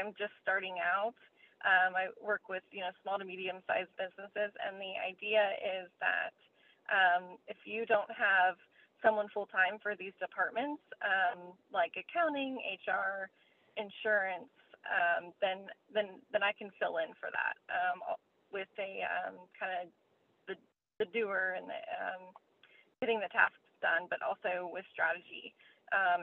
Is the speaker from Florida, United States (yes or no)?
yes; Jupiter, Florida, United States; moved away as an adult; also born or lived in Colorado; I grew up in Jupiter, Florida